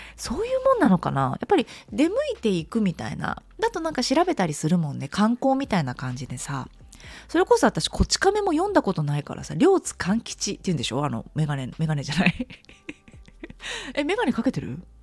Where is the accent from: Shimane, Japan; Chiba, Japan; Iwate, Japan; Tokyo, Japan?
Tokyo, Japan; うちの実家もね東京のあの下町の方なんですよ柴又とかさあの辺なんですよ